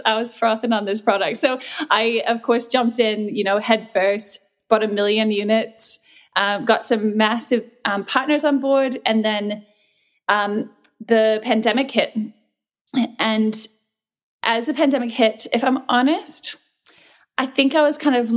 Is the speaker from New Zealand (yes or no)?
yes; New Zealand; moved away as an adult; also born or lived in New Mexico, United States / Australia; now in Sydney, Australia; I was born in New Mexico. I was raised in New Zealand. And then I essentially came to Australia when I was 21